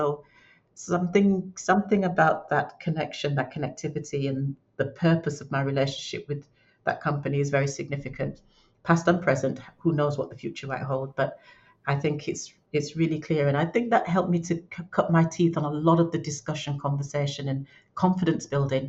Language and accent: English; Leeds, Yorkshire and the Humber, United Kingdom; "Well, we're all from Leeds."